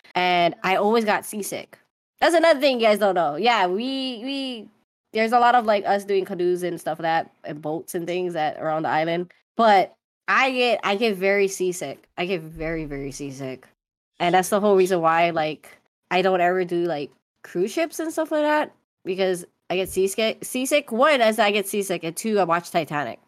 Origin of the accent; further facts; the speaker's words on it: Oahu, Hawaii, United States; moved away as an adult; nineteen years off the rock on the island of Oahu, I ended up moving to the mainland